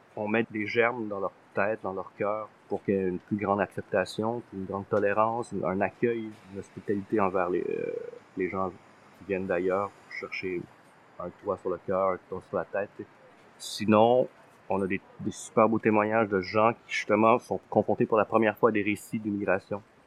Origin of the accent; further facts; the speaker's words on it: Montreal, Quebec, Canada; also born or lived in Thailand; je suis né dans un camp de réfugiés en Thaïlande. Je suis arrivé ici à l'âge d'un an, à Montréal à l'âge d'un an et demi